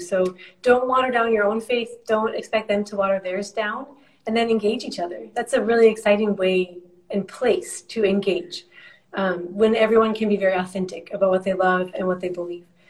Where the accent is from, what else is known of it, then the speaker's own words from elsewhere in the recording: United States; moved away as an adult; I'm an American Christian.